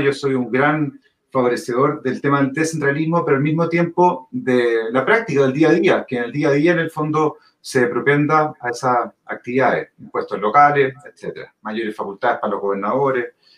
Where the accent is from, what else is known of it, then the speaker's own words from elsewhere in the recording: Viña del Mar, Valparaíso, Chile; moved away as an adult; now in Santiago, Chile; Yo soy de Viña, vivo en Santiago principalmente por temas laborales